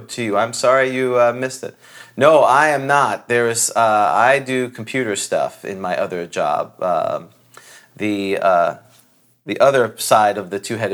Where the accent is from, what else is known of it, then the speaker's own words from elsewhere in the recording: United States; We are the true ugly Americans.